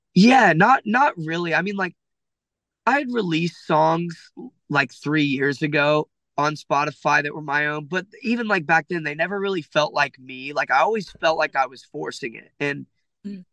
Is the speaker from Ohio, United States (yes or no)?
yes; Ohio, United States; I'm from Ohio